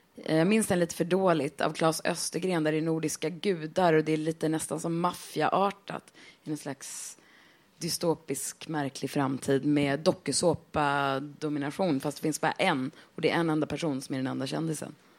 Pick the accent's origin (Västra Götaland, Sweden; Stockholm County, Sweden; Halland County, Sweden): Stockholm County, Sweden; Stockholm; moved away as an adult; min från Stockholm är att jag är uppväxt här